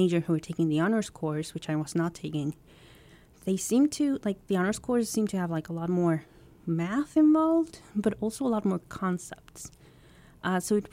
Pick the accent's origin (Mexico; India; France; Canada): Mexico; moved away as an adult; now in United States; I grew up in Mexico, and I am the eldest